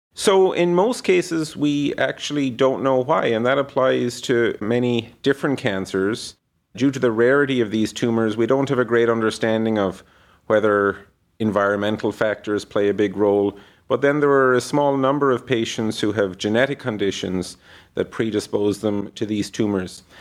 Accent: Ireland; moved away as an adult; now in Cleveland, United States; I grew up in Ireland, went to medical school there, and then completed the rest of my postgraduate training in the U S

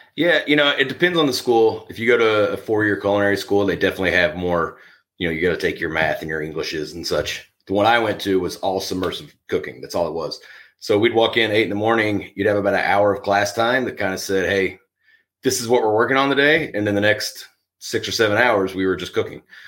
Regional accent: Tennessee, United States; I grew up in Tennessee

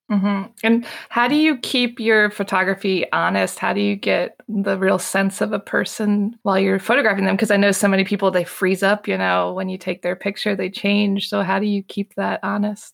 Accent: Maryland, United States; moved away as an adult; now in Paris, France; I'm from Maryland

